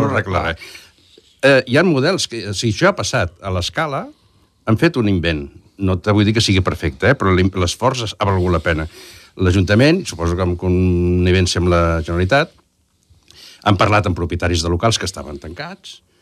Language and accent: Catalan; Lloret de Mar, Catalonia, Spain; és el meu barri, vaig néixer allà